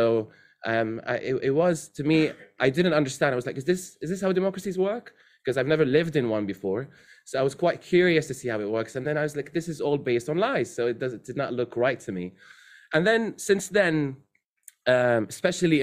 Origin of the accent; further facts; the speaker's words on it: Syria; moved away as an adult; also born or lived in Saudi Arabia; now in United Kingdom; So I was born in Saudi and I lived in Syria.